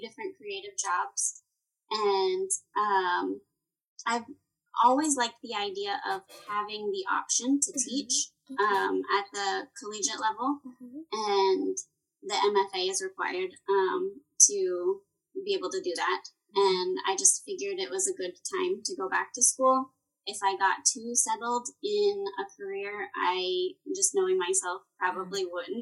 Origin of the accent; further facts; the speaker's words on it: Texas, United States; I was born and raised in Texas